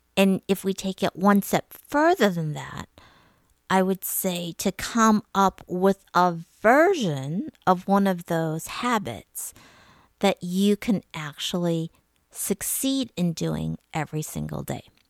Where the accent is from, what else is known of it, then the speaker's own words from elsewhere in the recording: suburbs of Detroit, Michigan, United States; I grew up in Michigan. My family, we lived in various suburbs of Detroit